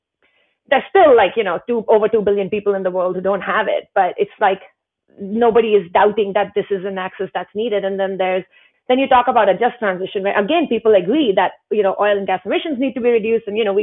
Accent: Himalayas, India; I grew up in the Indian Himalayas and, father was in the military, so we moved a lot, but the family home in the Himalayas was really my only stable kind of home growing up.

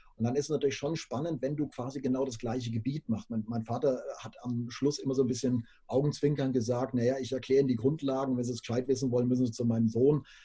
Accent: Würzburg, Bavaria, Germany; also born or lived in Munich; bin zum Referendariat wieder nach äh, Würzburg zurück, ähm, bin also meiner Heimat treu geblieben, unter Franken

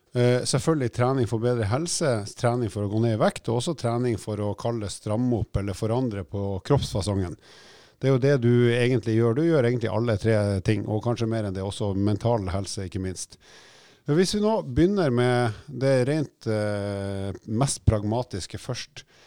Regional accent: Oslo, Norway; når jeg vokste opp i Oslo

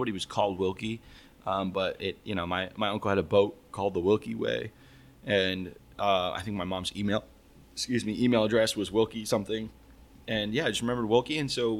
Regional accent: Tampa, Florida, United States; I grew up in Tampa, Florida, which is known for the Cuban sandwich.

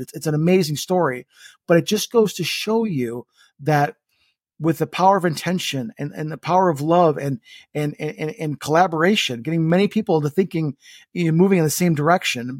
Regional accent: Estonia; moved away; my home country, which is Estonia

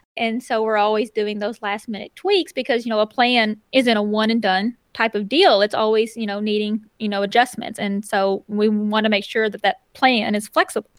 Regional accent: Northeast Arkansas, United States; moved away as an adult; being able to move back to Northeast Arkansas, be closer to the hometown again

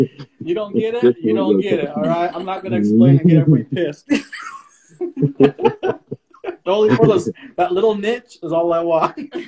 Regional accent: Tule River Indian Reservation, Central California, United States; from Tule River Indian Reservation, out in Central California

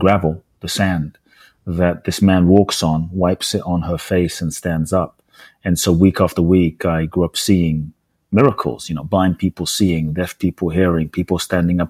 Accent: London, United Kingdom; born or raised there; also born or lived in Ghana; now in United States

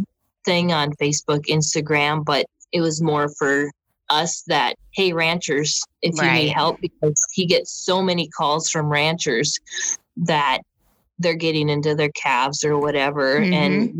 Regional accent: Wisconsin, United States; moved away; growing up in Wisconsin

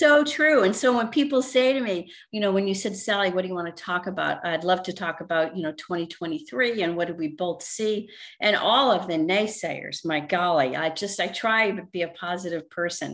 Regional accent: Northeast, United States; moved away as an adult; now in Vero Beach, United States; I was born and raised in the Northeast

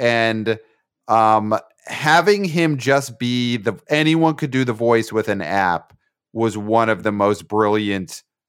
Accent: outside Pittsburgh, Pennsylvania, United States

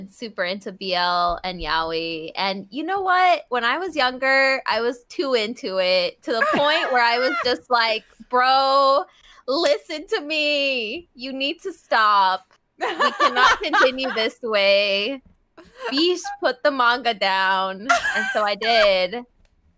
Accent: United States; as an American

